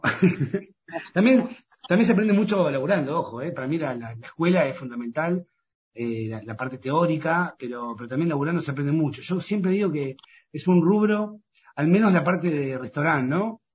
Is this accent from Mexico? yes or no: no; Pinamar, Buenos Aires Province, Argentina; yo soy de Pinamar